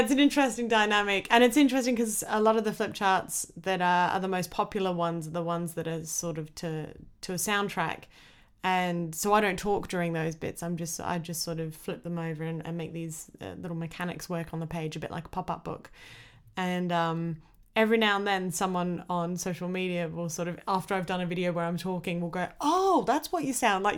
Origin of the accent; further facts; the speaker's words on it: Australia; I was born in Australia